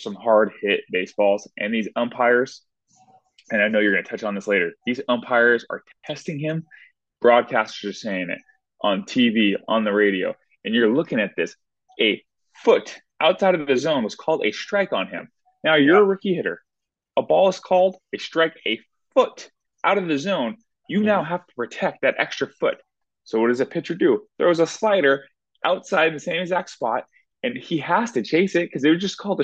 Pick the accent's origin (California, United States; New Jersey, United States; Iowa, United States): California, United States; Southern; I'm from Southern California